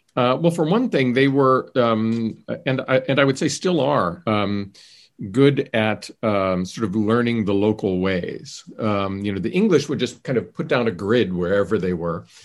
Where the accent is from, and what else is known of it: Johnstown, Pennsylvania, United States; moved away